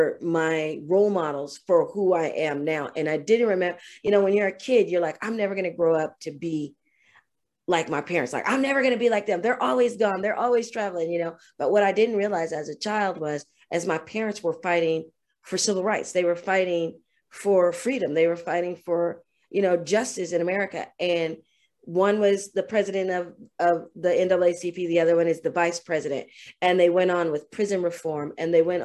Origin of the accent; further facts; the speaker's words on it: Kansas City, United States; I'm originally from Kansas City, and that is in the middle of the United States